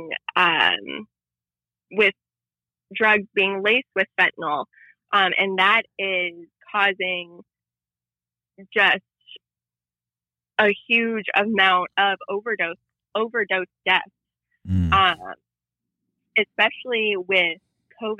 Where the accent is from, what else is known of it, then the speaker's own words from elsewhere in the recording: Youngstown, Ohio, United States; I'm from Youngstown, Ohio